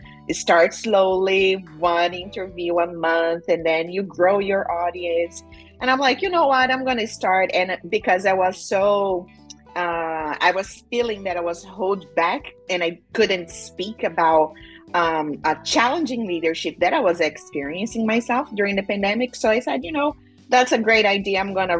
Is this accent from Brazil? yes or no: yes; Cuiabá, Mato Grosso, Brazil; English is a second language; moved away as an adult; now in United States; I came from Brazil for an internship program about 15 years ago, and I did study hospitality in Cuiabá, Mato Grosso, where I'm from.